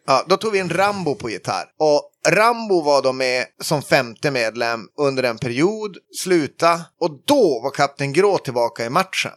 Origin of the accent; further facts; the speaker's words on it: a small village outside Skellefteå, Västerbotten County, Sweden; moved away as an adult; also born or lived in Falun; är från uh, eh, KG, en liten by utanför Skellefteå uppe i eh, norraste Norrland